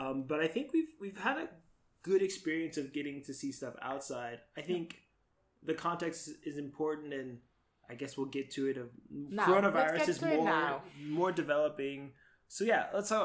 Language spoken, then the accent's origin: English; Florida, United States; moved away; I grew up in Florida, where a similar climate